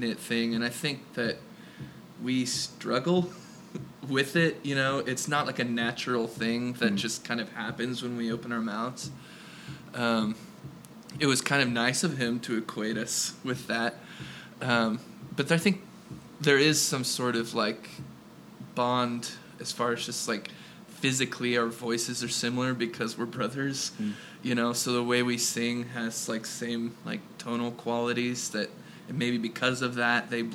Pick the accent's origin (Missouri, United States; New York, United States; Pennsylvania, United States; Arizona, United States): Missouri, United States; Kansas City; we're from Kansas City